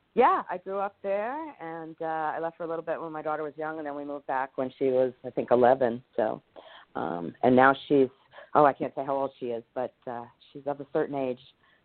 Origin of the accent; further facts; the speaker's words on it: New York City, New York, United States; I grew up in Bay Ridge, like right down the street from Vinnie Barbarino and, you know, Saturday Night Fever land